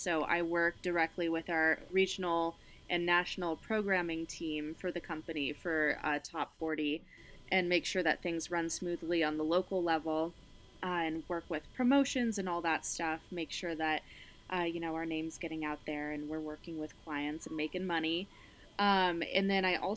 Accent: Fort Collins, Colorado, United States; my hometown radio station. This is in Fort Collins, Colorado

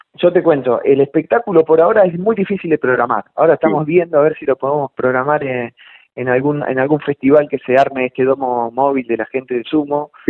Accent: Chivilcoy, Buenos Aires Province, Argentina; Nací en Chivilcoy

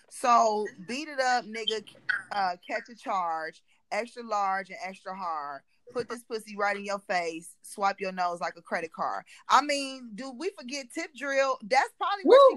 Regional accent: Cleveland, Ohio, United States; we grew up in Cleveland

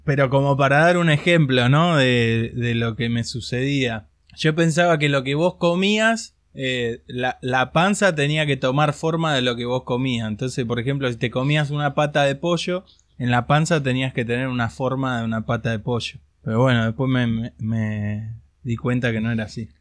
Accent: Buenos Aires, Argentina; yo soy de la General Paz para acá

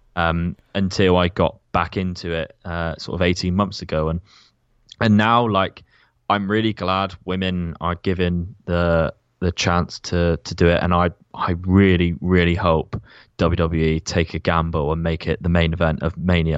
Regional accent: Plymouth, South West England, United Kingdom; my hometown of Plymouth

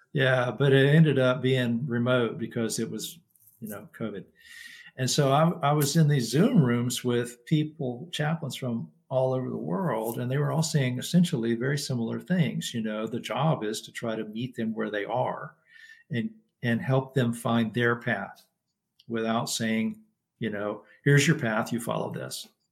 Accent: Lubbock, Texas, United States; now in Florida, United States; where I grew up in Lubbock, Texas

